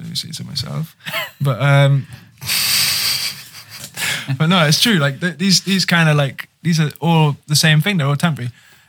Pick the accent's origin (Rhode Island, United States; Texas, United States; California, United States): California, United States; Petaluma; I'm from Petaluma